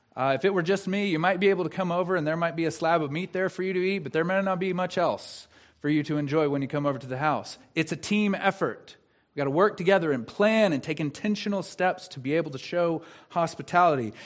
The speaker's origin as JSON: {"language": "English", "region": "the South", "country": "United States", "said": "I'm from the South"}